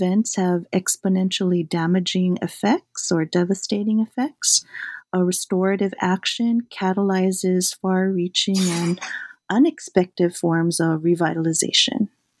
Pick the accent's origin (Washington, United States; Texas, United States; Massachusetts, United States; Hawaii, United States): Hawaii, United States; Maui; also born or lived in Bay Area, California; So I grew up on Maui. I'm fourth generation Japanese American, so Yonsei.